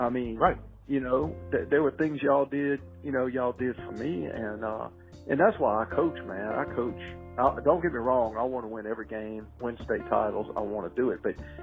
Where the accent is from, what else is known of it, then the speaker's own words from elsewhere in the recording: Baton Rouge, Louisiana, United States; I was raised up in North Baton Rouge and, you know, blue collar.